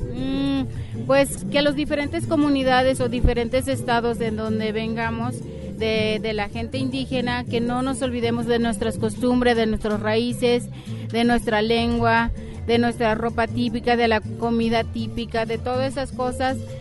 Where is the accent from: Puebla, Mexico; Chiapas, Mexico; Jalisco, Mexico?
Chiapas, Mexico; moved away; vengo de la etnia Tzotzil del estado de Chiapas